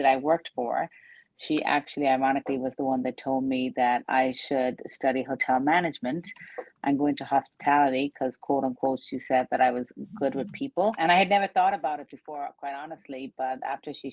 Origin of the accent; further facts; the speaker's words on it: west coast of Ireland, Ireland; now in Laguna Beach, United States; I grew up on a farm in the west coast of Ireland